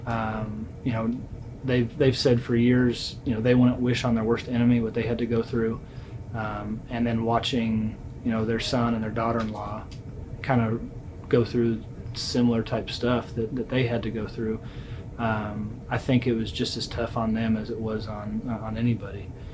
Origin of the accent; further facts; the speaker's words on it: Southern California, United States; I was lucky growing up in Southern California